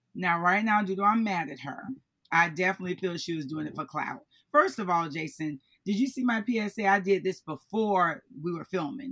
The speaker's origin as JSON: {"language": "English", "region": "Florida", "country": "United States", "said": "I'm from Florida."}